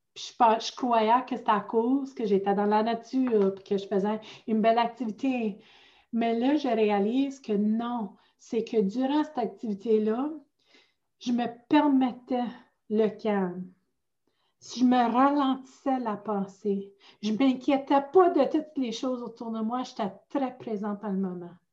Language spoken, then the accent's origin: French; outside Sudbury, northern Ontario, Canada; accent: Franco-Ontarian; moved away as an adult; now in Ottawa, Canada; je viens originalement du nord de l'Ontario. Je viens de hors de Sudbury